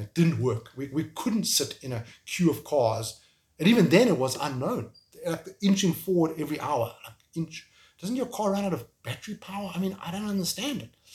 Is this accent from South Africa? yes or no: yes; South Africa; moved away as an adult; also born or lived in Kyiv, Ukraine; I'm from South Africa